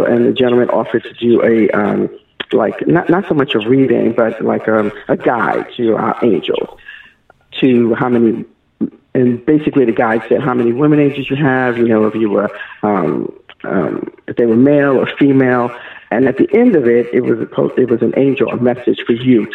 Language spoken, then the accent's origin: English; New York City, New York, United States; moved away as an adult; also born or lived in Texas; now in Gwinnett County, Georgia, United States; I lived in New York all my life, practically, all my young life in the South Bronx